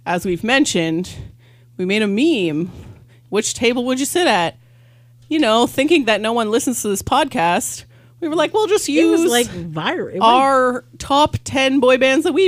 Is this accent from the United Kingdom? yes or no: no; Canada; we're from Canada